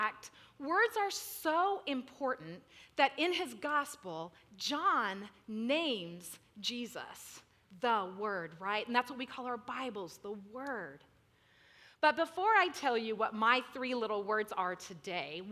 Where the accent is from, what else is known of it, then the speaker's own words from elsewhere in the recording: Central California, United States; I'm from Central California. We get less than 10 inches of rain a year.